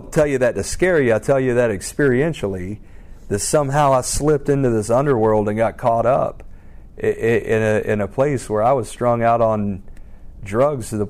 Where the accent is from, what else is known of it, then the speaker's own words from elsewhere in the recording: Alpharetta, Georgia, United States; I grew up in Alpharetta, Roswell area.